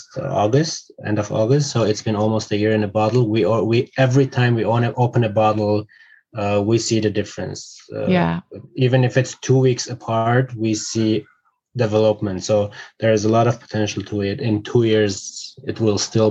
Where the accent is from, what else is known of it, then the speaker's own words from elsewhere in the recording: Syria; now in Armenia; I was born in Syria. I returned to Armenia in 2006